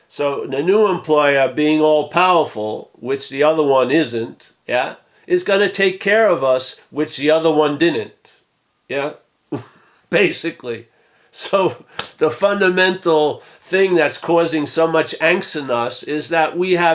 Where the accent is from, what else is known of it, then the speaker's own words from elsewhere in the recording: Rockville Centre, New York, United States; accent: Long Island; I'm from Rockville Center, Long Island